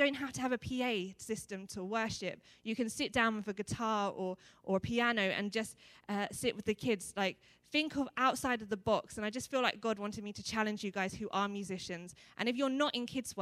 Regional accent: Essex, East of England, United Kingdom; moved away as an adult; now in Coventry, United Kingdom; I'm originally from Essex

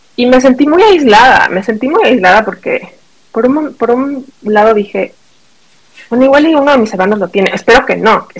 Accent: Mexico; moved away as an adult; also born or lived in New York, United States; now in Wisconsin, United States; Soy mexicana. Este crecí en México

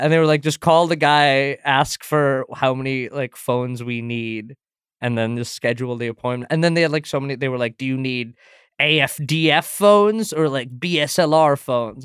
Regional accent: St. Louis, Missouri, United States; also born or lived in India / Singapore; I was born in India, and then I moved to Singapore when I was seven, and then I moved to Saint Louis when I was ten

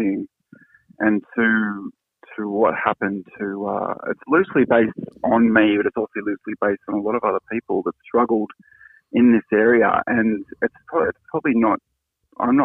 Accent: Sydney, New South Wales, Australia; moved away as an adult; also born or lived in Europe / east coast of Australia; But I grew up down south in Sydney, in Cronulla

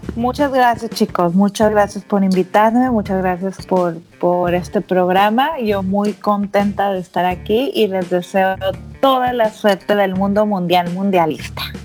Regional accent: Monterrey, Nuevo León, Mexico; moved away as an adult; also born or lived in Mexicali; now in San Francisco, United States; Yo vengo de Monterrey

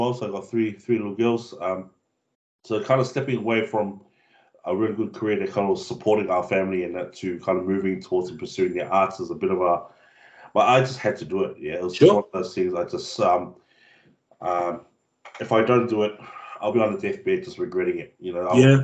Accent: Cook Islands; also born or lived in New Zealand; being brought up on a small island of Moke where everything was traditional back home, bro. Like, it's very traditional. And I didn't know how, because I moved from New Zealand to the Cook Islands when I was about 8

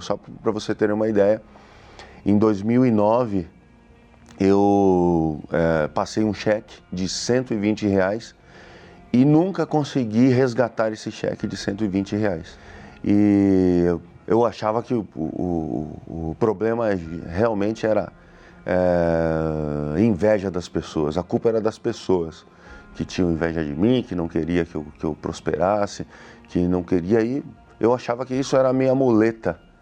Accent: Suzano, São Paulo, Brazil; sou da cidade de Suzano

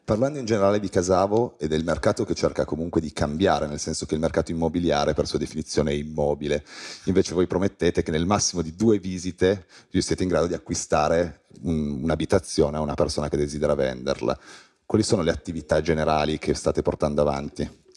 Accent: Piedmont, Italy; Da piemontese sottoscrivo

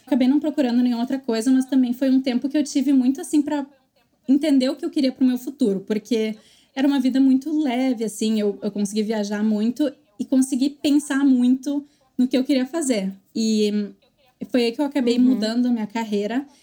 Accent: Novo Hamburgo, Rio Grande do Sul, Brazil; moved away; Eu sou de Novo Hamburgo

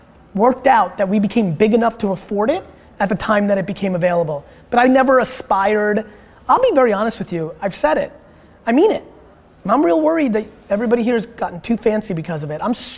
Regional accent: Dover, United States; English is a second language; I wasn't born here. My first interaction with American kids when I was like 4 in Dover

